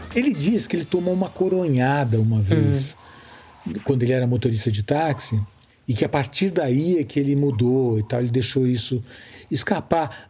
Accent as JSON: {"language": "Portuguese", "region": "São Paulo", "country": "Brazil", "also_born_or_lived": "Rio de Janeiro", "moved": "as an adult", "said": "como paulista também, que depois morei muitos anos no Rio"}